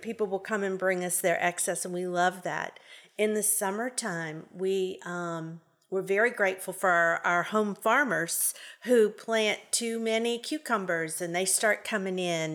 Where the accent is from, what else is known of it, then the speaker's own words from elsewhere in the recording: New Orleans, Louisiana, United States; moved away as an adult; now in Shreveport, United States; I am originally from New Orleans, and sometimes I say words and it's, you'll know I'm from New Orleans.